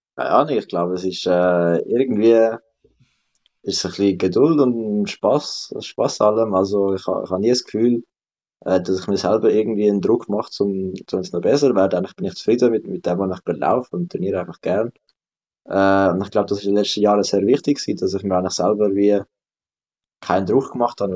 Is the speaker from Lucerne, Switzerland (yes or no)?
no; Adliswil, Zurich, Switzerland; das ist eigentlich auch ein bisschen meine Heimat, einfach Arlis, weil ich wohne da, seit ich geboren bin